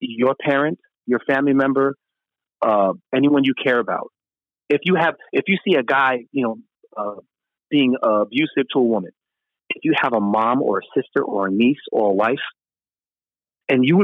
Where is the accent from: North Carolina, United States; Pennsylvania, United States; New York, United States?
New York, United States; New York City; moved away as an adult; also born or lived in Brooklyn / Harlem; now in California, United States; I grew up in Queens.